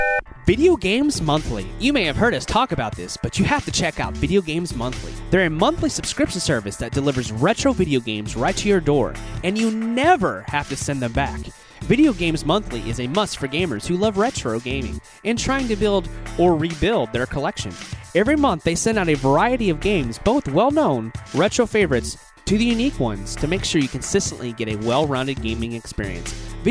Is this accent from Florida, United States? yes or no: yes; Florida, United States; Deuce and I, we're from Florida, right?